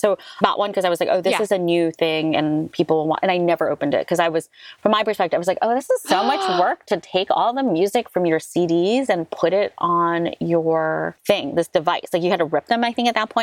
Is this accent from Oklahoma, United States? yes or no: no; New York City, New York, United States; I was raised in Manhattan near Columbia University